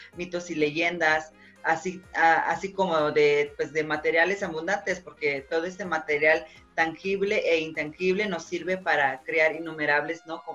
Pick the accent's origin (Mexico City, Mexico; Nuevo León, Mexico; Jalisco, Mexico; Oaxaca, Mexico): Oaxaca, Mexico; nosotros como oaxaqueños somos este, ricos en cultura